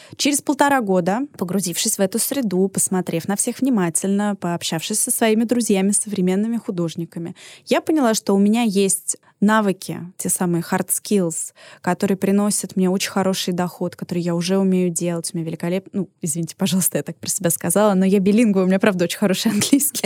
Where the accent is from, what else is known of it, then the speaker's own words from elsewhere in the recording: Moscow, Russia; also born or lived in Paris; Я закончила очень крутую детскую художественную школу имени Серова, одну из лучших в Москве